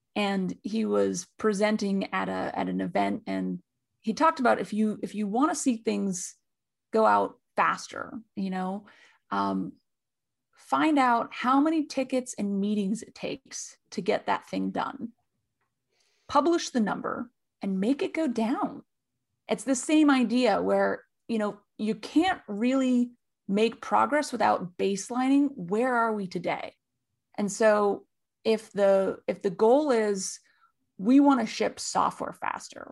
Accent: California, United States; And I'm from California

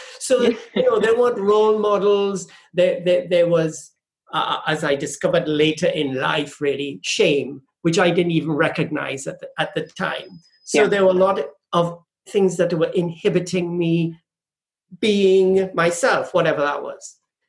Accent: London, United Kingdom; also born or lived in Trinidad and Tobago; I grew up in London, and then we moved back to the Caribbean. And then I moved to London for a short while, and then went to Austria.

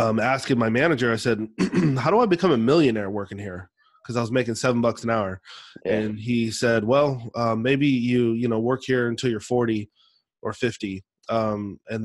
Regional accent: the Northwest, Pacific Northwest, United States; growing up in the Northwest

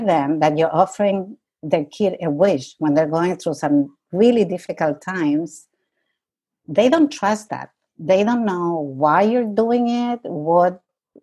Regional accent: Santiago, Santiago Metropolitan Region, Chile; moved away as an adult; also born or lived in Canada; now in New York, United States; I was born in Santiago, Chile, and I left Chile when I was 20 years old in 1969

